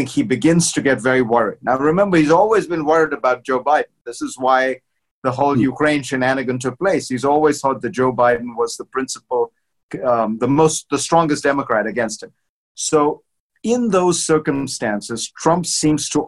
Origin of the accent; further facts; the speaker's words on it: India; moved away; I'm not a Christian, but I grew up in India and went to Christian school my whole life